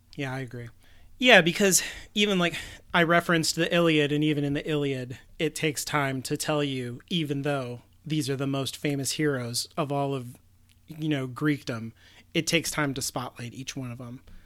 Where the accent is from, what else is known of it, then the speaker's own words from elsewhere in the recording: United States; we're both American